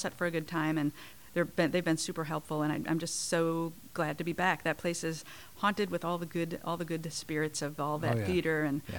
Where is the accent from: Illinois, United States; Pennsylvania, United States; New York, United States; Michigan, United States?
Illinois, United States; Chicago; now in Portland, United States; I am from Chicago.